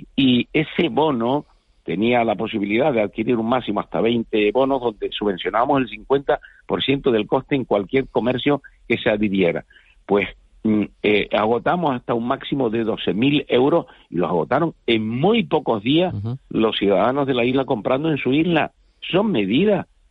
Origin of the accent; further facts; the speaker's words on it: Canary Islands, Spain; nosotros somos canarios